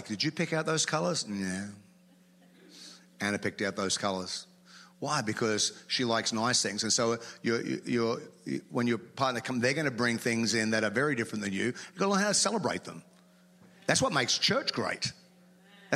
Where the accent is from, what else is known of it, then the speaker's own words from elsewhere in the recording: Australia; moved away; as an Australian